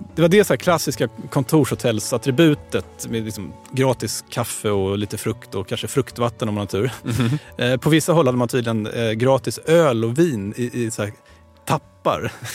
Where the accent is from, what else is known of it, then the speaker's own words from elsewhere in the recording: Sweden; vi svenskar